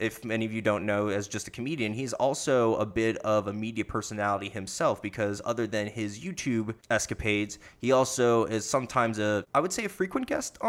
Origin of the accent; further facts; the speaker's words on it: South Florida, United States; moved away; also born or lived in Orlando; I'm from South Florida, and I came up here.